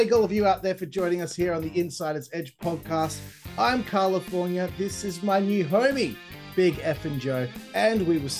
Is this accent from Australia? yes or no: yes; Australia; I'm Australian